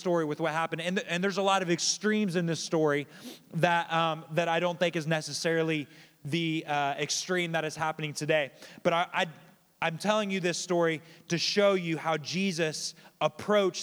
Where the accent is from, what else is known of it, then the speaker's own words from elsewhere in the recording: Kokomo, Indiana, United States; moved away; I grew up in Kokomo, so I grew up in kind of a more diverse area